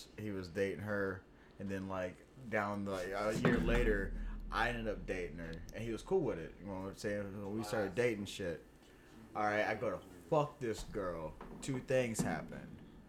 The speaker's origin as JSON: {"language": "English", "town": "Elizabeth", "region": "Louisiana", "country": "United States", "tie": "born or raised there", "also_born_or_lived": "Oakdale", "said": "I grew up in Elizabeth"}